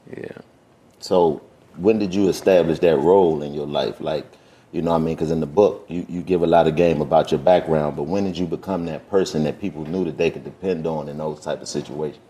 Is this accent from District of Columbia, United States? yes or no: yes; Washington, District of Columbia, United States; I grew up in Washington, D.C.